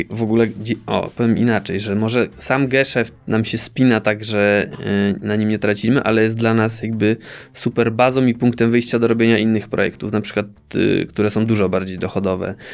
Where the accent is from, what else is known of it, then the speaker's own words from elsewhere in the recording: Czechowice-Dziedzice, Silesian Voivodeship, Poland; Moje rodzinne miasto.